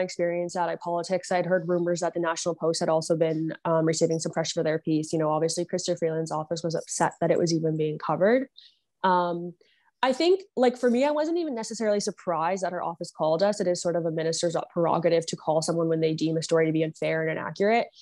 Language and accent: English; Niagara, Ontario, Canada; now in Ottawa, Canada; I grew up in Niagara, Ontario